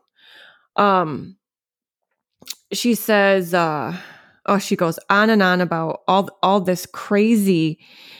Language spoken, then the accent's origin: English; New York, United States; I'm a New Yorker